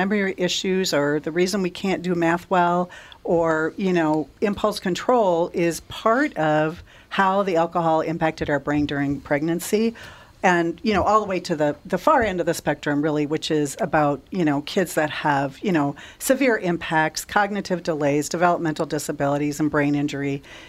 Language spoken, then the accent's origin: English; Minnesota, United States; And we have so many people now, you know, growing up in West Central Minnesota, Minnesota is among the biggest binge drinking states in the nation.